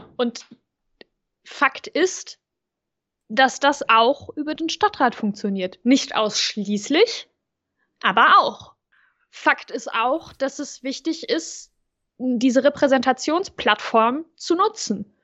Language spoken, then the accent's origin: German; Overath, North Rhine-Westphalia, Germany; wo ich groß geworden bin, in Overath